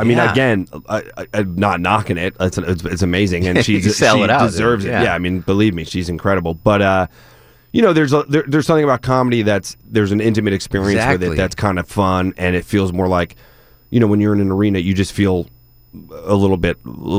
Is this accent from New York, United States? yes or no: yes; Rockville Centre, New York, United States; I'm from Long Island, Raffles Center, New York.